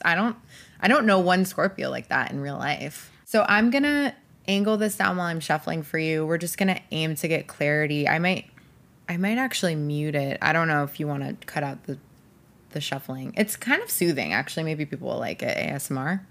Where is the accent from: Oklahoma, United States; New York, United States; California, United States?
New York, United States; Rochester; moved away as an adult; I grew up in Rochester, New York